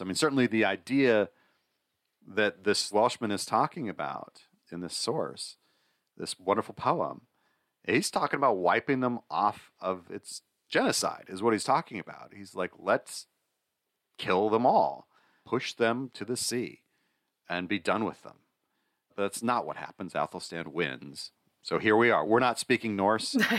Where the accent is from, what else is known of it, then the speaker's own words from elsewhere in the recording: United States; I'm an American.